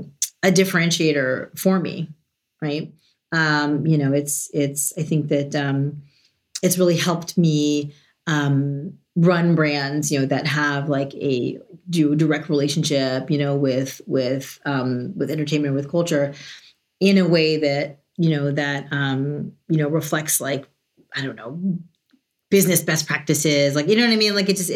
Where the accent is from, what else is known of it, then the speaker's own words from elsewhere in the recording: New York, United States; I'm from New York, but I've lived in 12 cities on 3 continents.